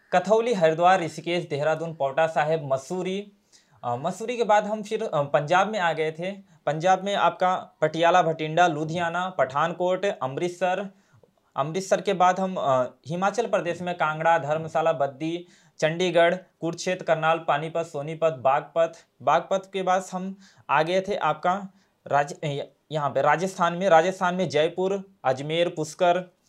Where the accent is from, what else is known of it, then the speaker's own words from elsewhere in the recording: Jaunpur, Uttar Pradesh, India; मैं जौनपुर वाराणसी यूपी का रहने वाला हूँ